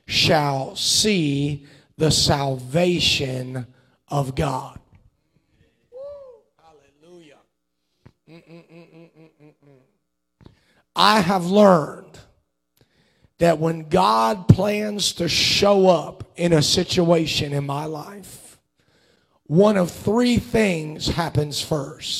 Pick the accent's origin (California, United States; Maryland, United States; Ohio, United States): Ohio, United States; Cincinnati; I grew up in Cincinnati, Ohio, for the majority of my childhood